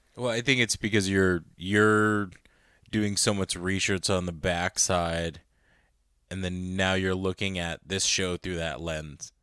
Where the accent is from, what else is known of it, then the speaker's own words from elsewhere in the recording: United States; obviously I was born here, so at the end of the day, I'm American.